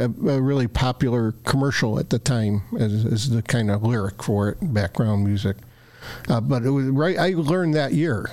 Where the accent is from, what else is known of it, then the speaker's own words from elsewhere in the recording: Chicago, Illinois, United States; I grew up on the Southwest Side of Chicago, an area called Scottsdale